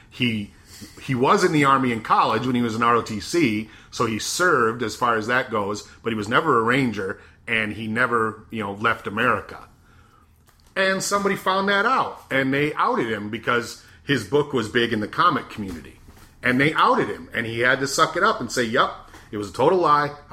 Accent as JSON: {"language": "English", "region": "Arizona", "country": "United States", "tie": "born or raised there", "said": "growing up in Arizona obviously I you know I knew a lot about Mexican American culture."}